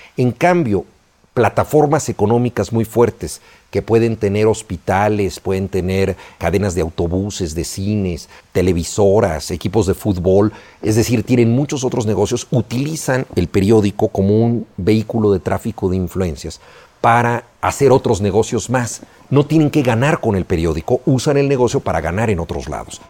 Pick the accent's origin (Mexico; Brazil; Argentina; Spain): Mexico; la mayoría de los mexicanos